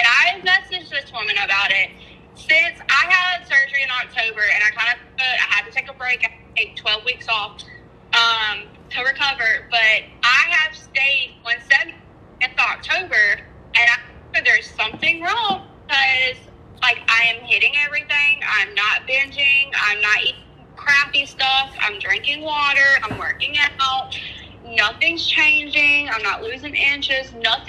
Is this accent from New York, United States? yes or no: no; North Carolina, United States; North Carolina.